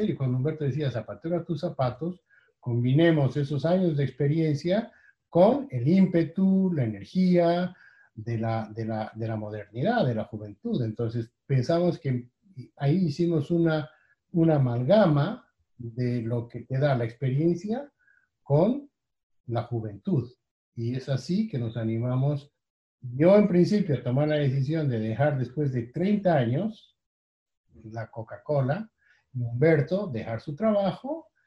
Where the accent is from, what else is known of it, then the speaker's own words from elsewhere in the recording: Bolivia; moved away as an adult; Nosotros somos originalmente de Bolivia, somos bolivianos y veníamos de haber vivido ya años antes en otros países, en América Latina